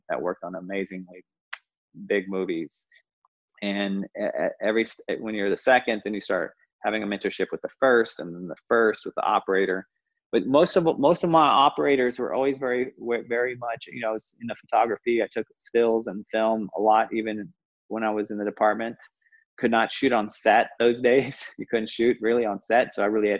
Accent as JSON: {"language": "English", "town": "Dallas", "region": "Texas", "country": "United States", "also_born_or_lived": "Los Angeles", "moved": "yes", "said": "I was from Dallas, and Latino"}